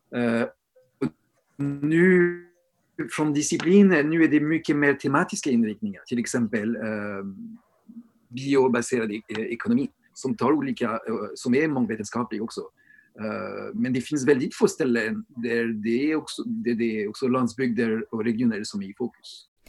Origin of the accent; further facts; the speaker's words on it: France; now in Sweden; I Storbritannien eller i Frankrike där jag kommer ifrån också